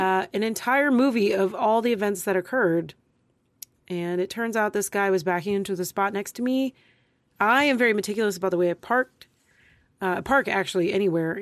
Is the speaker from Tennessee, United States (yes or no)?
no; Texas, United States; I'm from Texas. I live in Texas.